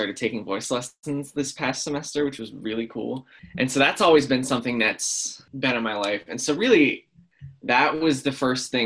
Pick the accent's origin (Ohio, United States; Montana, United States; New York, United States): Ohio, United States; Hilliard; I'm from Hilliard, Ohio